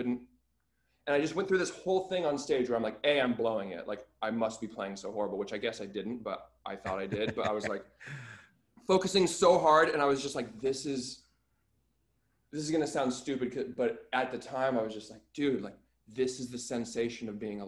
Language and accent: English; Anchorage, Alaska, United States; I'm from Alaska.